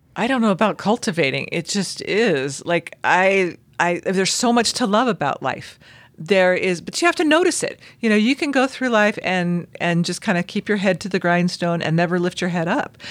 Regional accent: Southern California, United States; now in Utah, United States; I grew up in Southern California

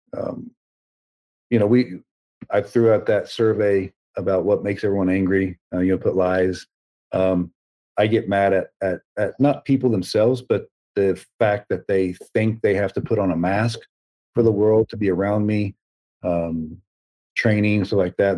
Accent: the South, United States; I was raised in the South um, you know, Southern Baptist

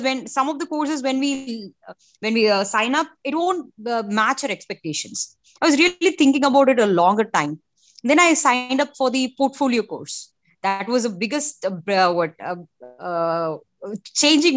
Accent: India; I'm from India

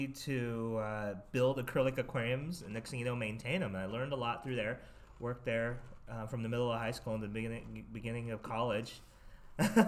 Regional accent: Torrance, California, United States; now in Monterey, United States; I grew up in the Torrance Redondo Beach area and was always by the water

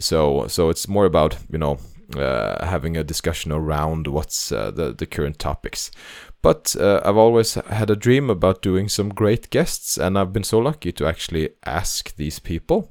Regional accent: Norway; English is a second language; I'm uh, Norwegian, so this is my second language

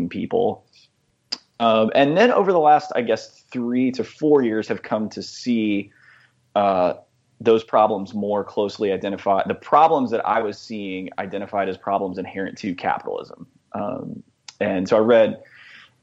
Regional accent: Dallas, Texas, United States; also born or lived in Nashville, Tennessee; now in Chapel Hill, United States; I grew up evangelical in Dallas

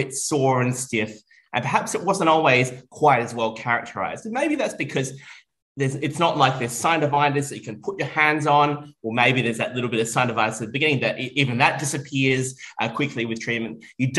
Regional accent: Melbourne, Victoria, Australia; from Melbourne, Australia, and I am here in Copenhagen

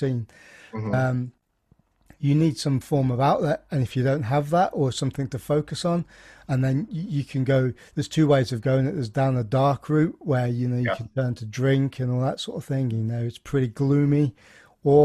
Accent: Midlands, United Kingdom; I'm from the Midlands in England

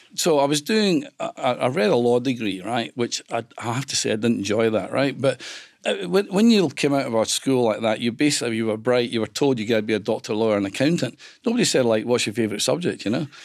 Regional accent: Greenock, Scotland, United Kingdom; moved away as an adult; also born or lived in London; I was one of six kids, and we grew up in Greenock.

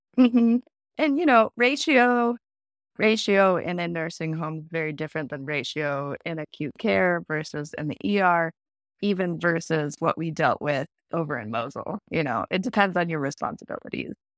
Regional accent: Southwest Minnesota, United States; I grew up in Southwest Minnesota in a small farming community.

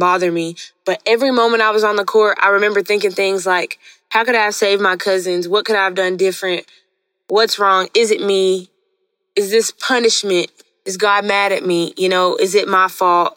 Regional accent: Hot Springs, Arkansas, United States; moved away; also born or lived in Mountain Pine, Arkansas; At this time, I'm in Hot Springs, no longer Mountain Pine, but Hot Springs

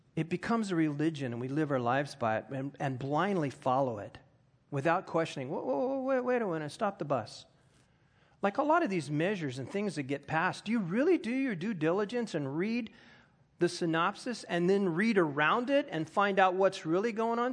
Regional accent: United States; I am an American

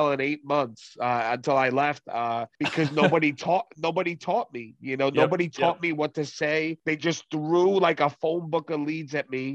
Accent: New York City, New York, United States; now in Long Island, United States; I was raised in Brooklyn, New York. I currently live in Long Island, New York

